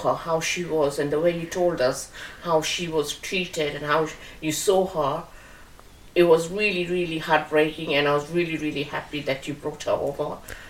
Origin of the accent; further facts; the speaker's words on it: India; moved away; Because she's from my home country